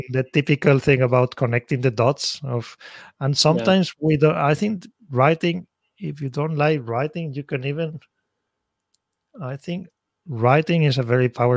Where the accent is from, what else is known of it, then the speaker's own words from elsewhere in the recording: Spain; moved away as an adult; now in Tokyo, Japan; I'm originally from Spain